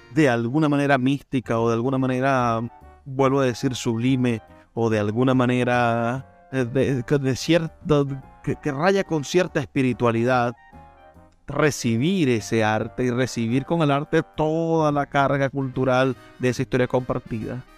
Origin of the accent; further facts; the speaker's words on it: Venezuela; siendo venezolanos